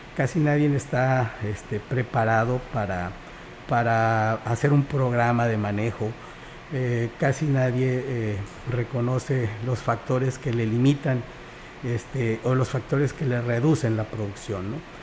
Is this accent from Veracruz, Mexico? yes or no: yes; Xalapa, Veracruz, Mexico; moved away as an adult; now in Huasteca, Mexico; yo soy del estado de Veracruz, nací en Jalapa